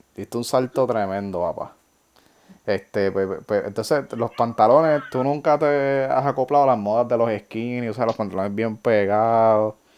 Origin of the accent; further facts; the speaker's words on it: Ponce, Puerto Rico; yo nací en Ponce, tengo esa genética